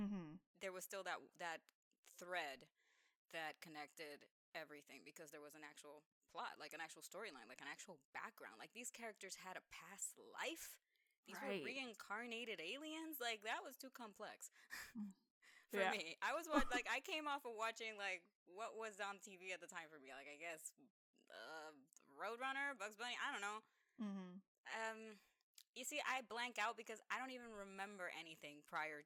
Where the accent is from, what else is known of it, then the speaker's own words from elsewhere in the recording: Dominican Republic; moved away; I grew up in Dominican Republic, and we got a lot of anime down there that wasn't yet being distributed in the USA